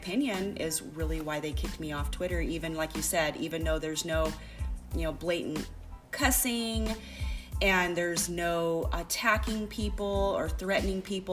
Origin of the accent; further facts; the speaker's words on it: United States; my fear as an American citizen.